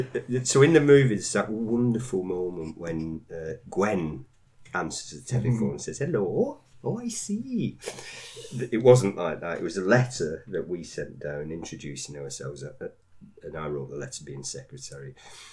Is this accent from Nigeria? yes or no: no; United Kingdom; because, you know, we're British, we don't talk about sex.